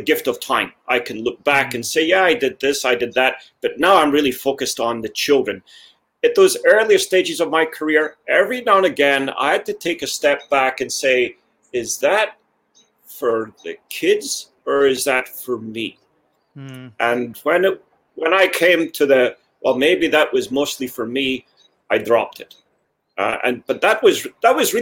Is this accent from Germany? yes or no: no; Scotland, United Kingdom; also born or lived in United States; now in Kansas City, United States; I come from Scotland originally.